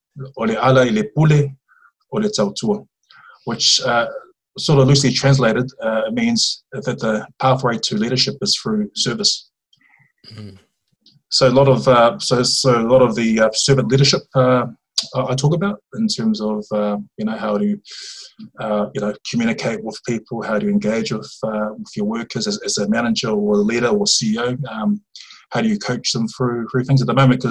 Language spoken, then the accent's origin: English; Dunedin, Otago, New Zealand; born or raised there; moved away as an adult; also born or lived in Hamilton, New Zealand / Auckland, New Zealand